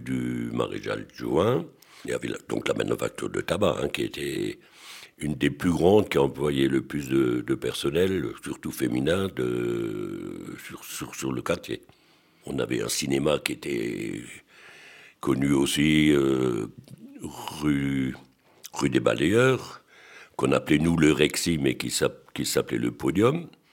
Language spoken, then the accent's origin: French; Strasbourg, Grand Est, France; À l'école euh, où j'étais rue de l'Académie, mon, mon voisin de, de bon, il s'appelait M. Simon Schneider, que je pense que pas mal de Strasbourgeois doivent connaître